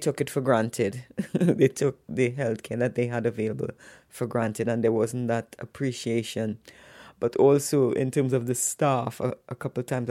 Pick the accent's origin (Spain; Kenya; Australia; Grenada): Grenada; also born or lived in Trinidad and Tobago; now in United Kingdom; I was born in Grenada, and I migrated to the UK in July